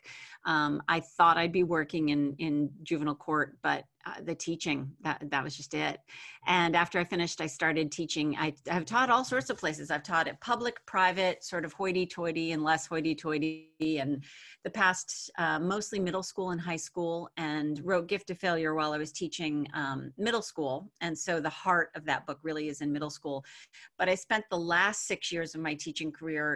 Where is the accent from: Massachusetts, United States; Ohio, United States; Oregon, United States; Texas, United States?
Massachusetts, United States; outside of Boston; moved away as an adult; also born or lived in New Hampshire; now in Vermont, United States; I grew up outside of Boston, went to University of Massachusetts